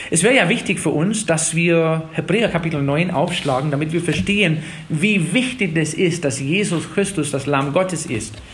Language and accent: German; Wisconsin, United States; in Tennessee sind die Gemeinden auch ein bisschen lebendiger als in Wisconsin, wo ich herkomme.